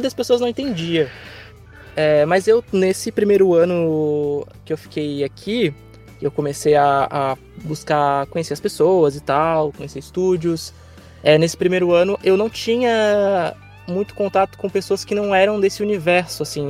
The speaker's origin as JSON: {"language": "Portuguese", "town": "Florianópolis", "region": "Santa Catarina", "country": "Brazil", "moved": "as an adult", "lives_now": "São Paulo, Brazil", "said": "não sou de São Paulo, né? Eu, eu, vim de Florianópolis e foi uma grande jornada, assim, tipo, eu saí lá de Santa Catarina para São Paulo"}